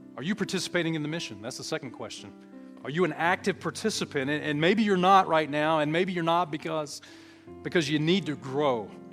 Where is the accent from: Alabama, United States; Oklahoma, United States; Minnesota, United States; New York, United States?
Alabama, United States; we're all from Alabama. Well, some of us are from Alabama.